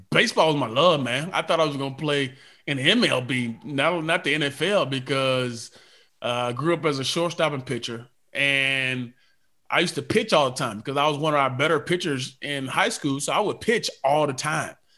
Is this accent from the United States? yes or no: yes; Atlanta, Georgia, United States; I'm from Atlanta